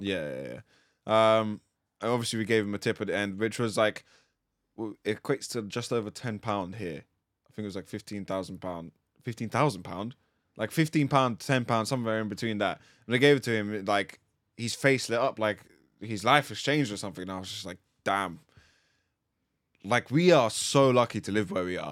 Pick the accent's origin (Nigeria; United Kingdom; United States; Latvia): Latvia; moved away; I'm from Latvia.